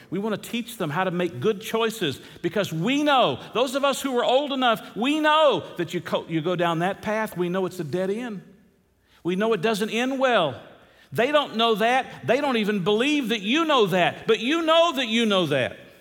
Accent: the South, United States; moved away; growing up in the South

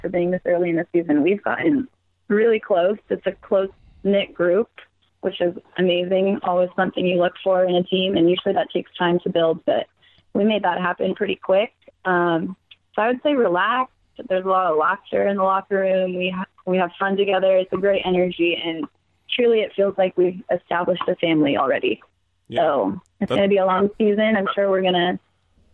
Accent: California, United States; moved away; we're both from California. And we grew up playing club soccer together since we were 12 years old

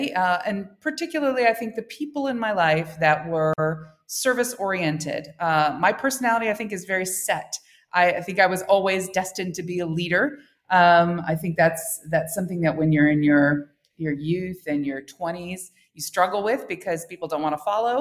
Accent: United States; accent: American; moved away as an adult; also born or lived in Indonesia / Korea; now in Vietnam; I'm an American, as you can probably hear from my accent

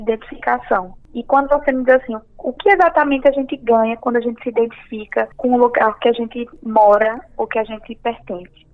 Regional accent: Pernambuco, Brazil; now in João Pessoa, Brazil; vou falar contigo como pernambucano. Lá na minha cidade, quando a gente nasce, a gente já nasce sabendo que é pernambucano

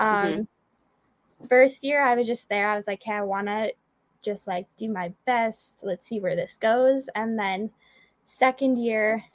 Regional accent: Calgary, Alberta, Canada; also born or lived in Ottawa; I'm from Calgary, Alberta, okay. But I used to live in Ottawa.

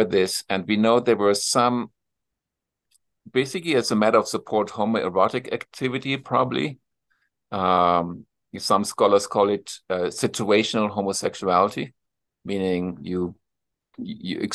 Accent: Germany; accent: German accent; English is a second language; moved away as an adult; also born or lived in Philadelphia; now in Flagstaff, United States; growing up in Germany

